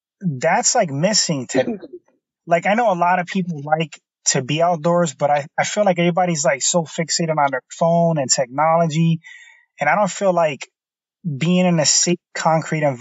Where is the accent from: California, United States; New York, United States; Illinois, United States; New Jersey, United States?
New York, United States; New York City; now in New England, United States; I grew up in New York. I grew up in the Bronx, the inner city. And, I moved to New England a long time ago